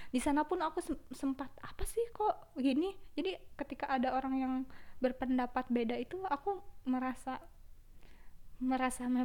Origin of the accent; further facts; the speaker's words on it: Garut, West Java, Indonesia; bahkan dari Garut semua kan aku asli Garut nggak ada perbedaan gitu